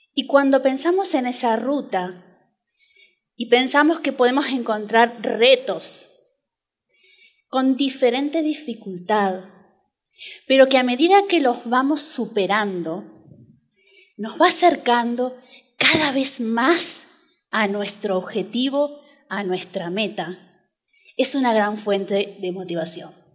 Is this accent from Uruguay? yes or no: yes; Uruguay; moved away as an adult; nací en Uruguay hace algunos años